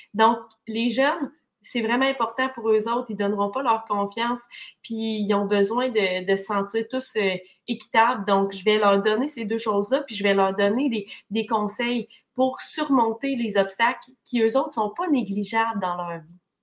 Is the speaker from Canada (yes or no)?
yes; Témiscamingue, Quebec, Canada; moi, je viens du Témiscamingue, une région merveilleuse, mais qui est loin quand même des grands centres hospitaliers.